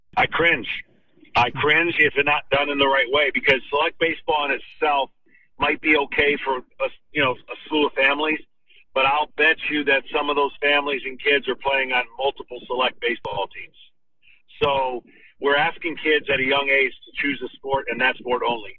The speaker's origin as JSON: {"language": "English", "town": "Lansing", "region": "Michigan", "country": "United States", "tie": "born or raised there", "said": "I grew up in Michigan"}